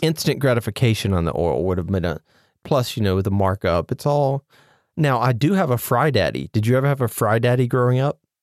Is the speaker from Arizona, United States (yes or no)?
no; Mississippi, United States; I am from Mississippi